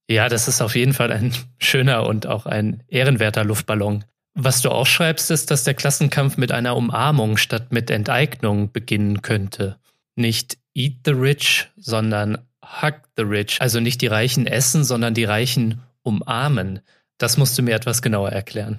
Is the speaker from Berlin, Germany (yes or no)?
no; Offenbach, Hesse, Germany; ich komme aus Offenbach, das liegt bei Frankfurt in Hessen